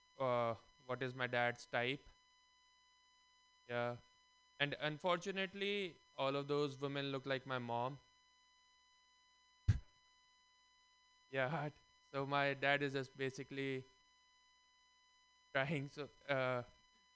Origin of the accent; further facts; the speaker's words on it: India; moved away; I'm Indian, if my voice and color doesn't give that away. And growing up in India